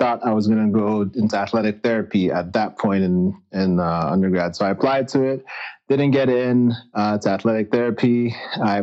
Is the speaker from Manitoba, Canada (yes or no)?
no; Toronto, Ontario, Canada; moved away as an adult; I was born and raised in Toronto, Ontario, Canada